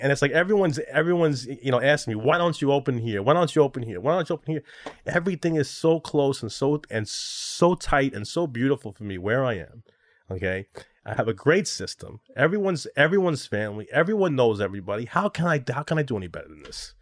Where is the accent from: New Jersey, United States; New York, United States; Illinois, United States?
New York, United States; New York City; also born or lived in Long Island; now in Manhattan, United States; I was born in Flushing, Queens, and now I live here in Manhattan.